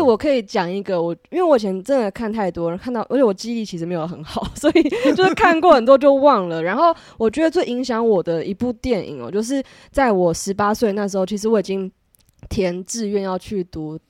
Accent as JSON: {"language": "Chinese", "region": "Taipei", "country": "Taiwan", "also_born_or_lived": "United Kingdom", "said": "我是一个台北人"}